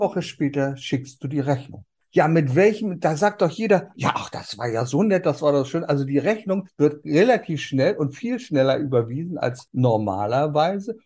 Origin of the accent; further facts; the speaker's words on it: Germany; bei uns in Deutschland